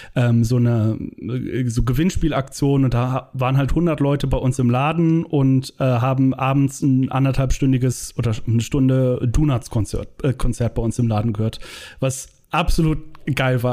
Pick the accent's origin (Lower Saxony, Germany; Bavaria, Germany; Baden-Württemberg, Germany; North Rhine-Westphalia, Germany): North Rhine-Westphalia, Germany; Langenfeld; Langenfeld, da wo ich herkomme, zwischen Köln und Düsseldorf